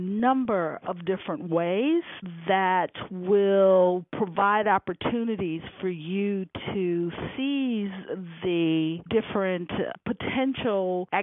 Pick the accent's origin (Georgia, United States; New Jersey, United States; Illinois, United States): Illinois, United States; Chicago; also born or lived in Rome; I'm from Chicago, where it's very cold.